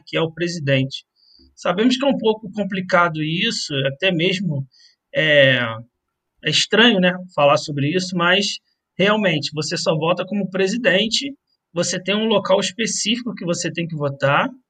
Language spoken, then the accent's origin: Portuguese; Brazil; now in Andorra; para gente aqui que estamos fora do, do Brasil